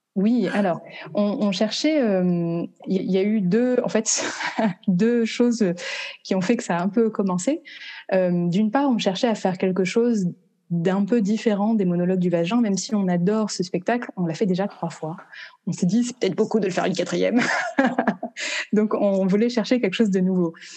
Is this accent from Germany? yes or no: no; France; moved away as an adult; now in Vancouver, Canada; Je suis originaire de France